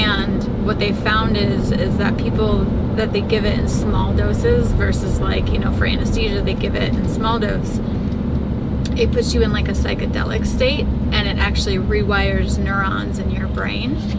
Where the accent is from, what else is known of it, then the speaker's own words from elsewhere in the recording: Chicago, Illinois, United States; I'm from Chicago.